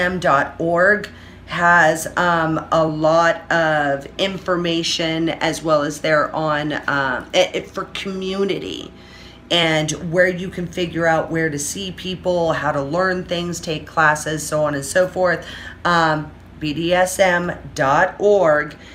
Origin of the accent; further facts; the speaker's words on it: Orange County, California, United States; moved away as an adult; now in Las Vegas, United States; I have been born and raised, I'm spoiled rotten in Orange County, fucking California